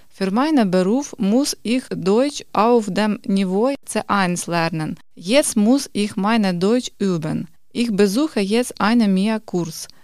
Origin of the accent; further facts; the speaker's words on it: Kharkiv, Kharkiv Oblast, Ukraine; German is a second language; moved away as an adult; now in Germany; Ich komme aus der Ukraine, aus der Stadt Kharkiv